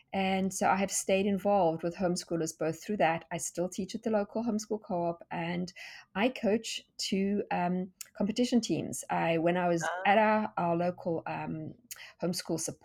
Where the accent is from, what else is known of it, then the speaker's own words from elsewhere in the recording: South Africa; accent: South African; moved away as an adult; now in Tennessee, United States; So you can hear from my accent that I am not American. In fact, I'm South African, and we moved to South Africa from South Africa to Tennessee